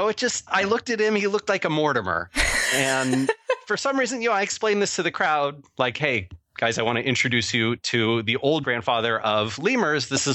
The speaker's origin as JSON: {"language": "English", "town": "Seattle", "region": "Washington", "country": "United States", "said": "I'm from Seattle, Washington, where where weed is legal"}